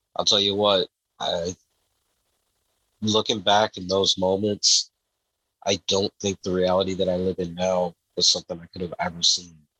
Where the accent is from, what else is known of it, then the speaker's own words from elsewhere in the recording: Downriver, Metro Detroit, Michigan, United States; I was born in Michigan. I've always lived in uh, what we call the Downriver community of Michigan, which is just outside of Detroit, so the Metro Detroit area